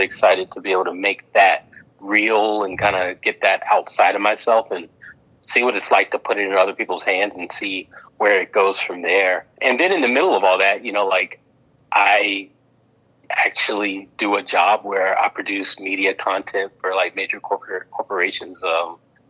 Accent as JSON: {"language": "English", "town": "Memphis", "region": "Tennessee", "country": "United States", "tie": "born or raised there", "said": "my background growing up in Memphis, Tennessee"}